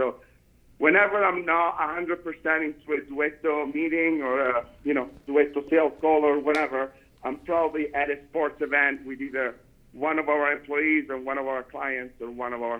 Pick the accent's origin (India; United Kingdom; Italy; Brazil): Italy; now in Las Vegas, United States; Now, in Italy, that, when I grew up, was fairly common.